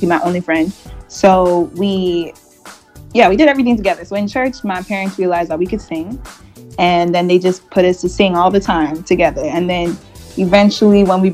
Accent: Montreal, Quebec, Canada; first language English; growing up in Montreal because it's so multicultural.

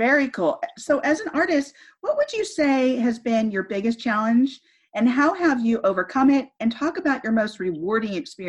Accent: California, United States; I'm from California, not from the LA area, but I do know the LA area very well.

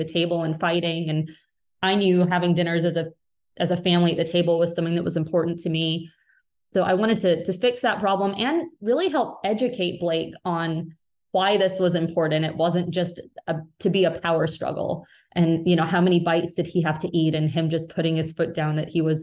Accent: United Kingdom; moved away; I'm British originally.

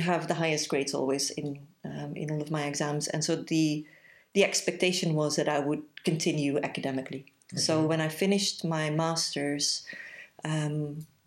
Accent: Belgium; moved away as an adult; now in Leicester, United Kingdom; I am originally from Belgium, which will explain the accent.

